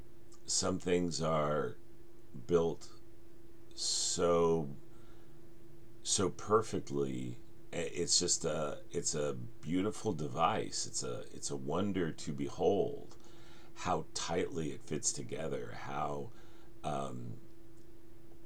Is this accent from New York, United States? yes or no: no; Denver, Colorado, United States; moved away; growing up in the Denver suburbs.